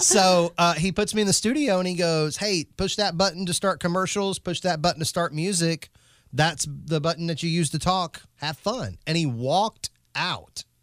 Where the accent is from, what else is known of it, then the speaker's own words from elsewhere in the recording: North Carolina, United States; I'm from North Carolina